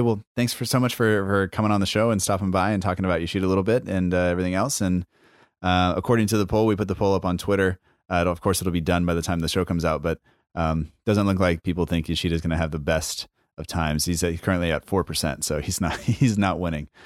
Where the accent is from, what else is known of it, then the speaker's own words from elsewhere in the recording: United States; my family is from is from Norway and Italy. I was born in America